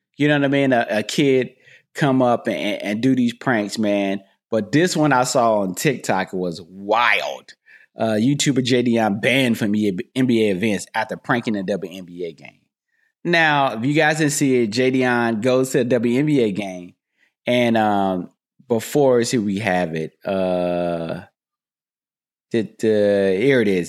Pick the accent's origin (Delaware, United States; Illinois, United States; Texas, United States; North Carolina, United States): North Carolina, United States; moved away as an adult; also born or lived in Raleigh, North Carolina; now in California, United States; I'm from North Carolina